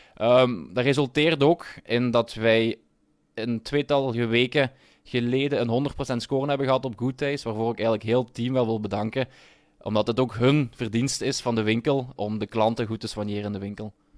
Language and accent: Dutch; Limburg, Flanders, Belgium; Ik ben zelf een Limburger